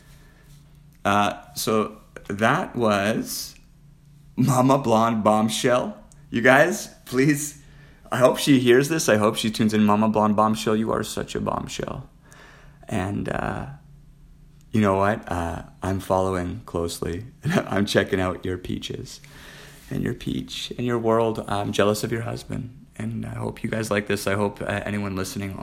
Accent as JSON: {"language": "English", "country": "Canada", "also_born_or_lived": "Las Vegas", "moved": "yes", "said": "I'm Canadian"}